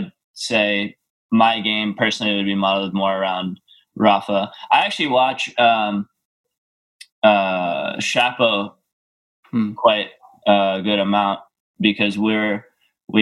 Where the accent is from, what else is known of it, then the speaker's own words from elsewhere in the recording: New York, United States; I was born in New York. My parents live there